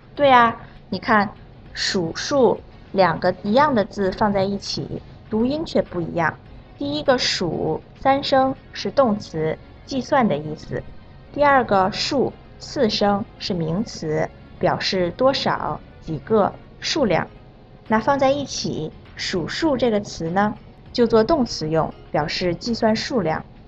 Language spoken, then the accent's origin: Chinese; South Korea; 我是来自韩国的